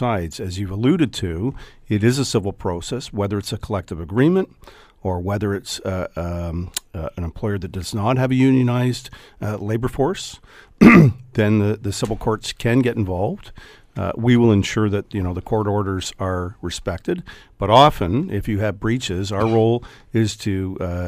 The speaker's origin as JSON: {"language": "English", "town": "Hamilton", "region": "Ontario", "country": "Canada", "tie": "born or raised there", "said": "I grew up in Hamilton"}